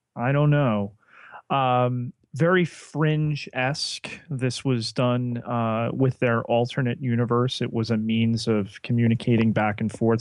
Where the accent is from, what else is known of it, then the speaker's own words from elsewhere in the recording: New Jersey, United States; accent: Jersey; my Jersey accent may be revealing itself in the pronunciation.